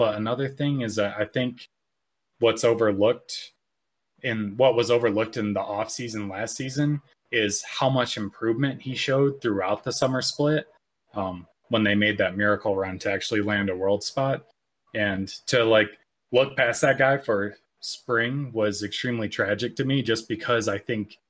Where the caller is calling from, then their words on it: Laramie, Wyoming, United States; Laramie, Wyoming.